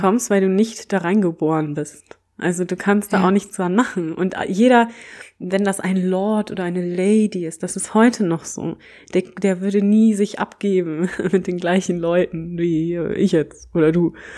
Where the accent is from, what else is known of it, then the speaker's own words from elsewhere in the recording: Germany; als Deutsche